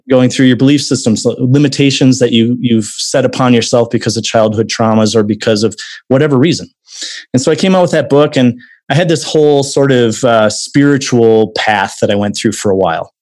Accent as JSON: {"language": "English", "region": "Wisconsin", "country": "United States", "moved": "yes", "lives_now": "Arizona, United States", "said": "originally from Wisconsin. I'm from the Midwest myself."}